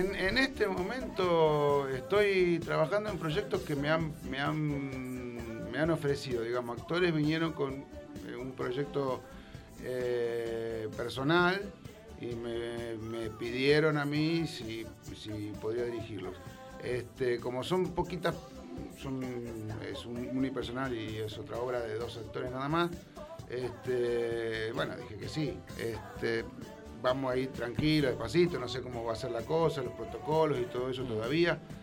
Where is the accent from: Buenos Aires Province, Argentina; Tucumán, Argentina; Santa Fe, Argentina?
Santa Fe, Argentina; Rosario; Yo soy de Rosario